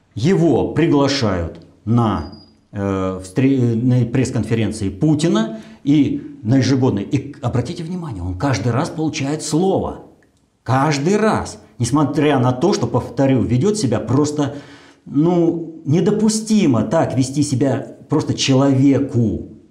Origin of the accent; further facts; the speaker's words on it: Russia